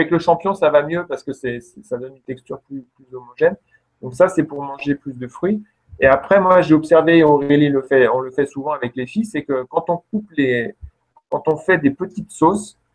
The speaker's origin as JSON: {"language": "French", "area": "Lorraine", "region": "Grand Est", "country": "France", "tie": "born or raised there", "moved": "yes", "said": "quand j'étais enfant, quand j'habitais en Lorraine"}